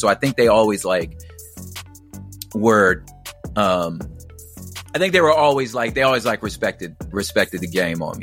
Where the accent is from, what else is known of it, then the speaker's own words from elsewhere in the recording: Los Angeles, California, United States; I grew up, I was, you know, born in South Central. I was raised on like in the East Side.